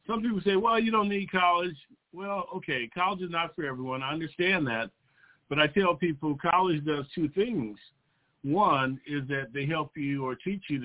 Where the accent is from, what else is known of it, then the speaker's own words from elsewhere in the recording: South Bay, Southern California, United States; I'm a local product to Southern California. I grew up in the South Bay region